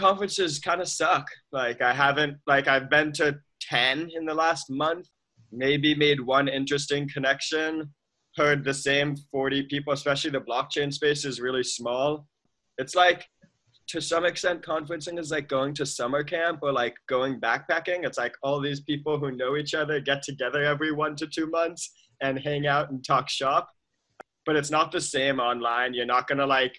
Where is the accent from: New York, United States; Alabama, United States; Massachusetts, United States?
Massachusetts, United States; Boston; I grew up in Boston, normal, let's say like conservative Jewish Boston family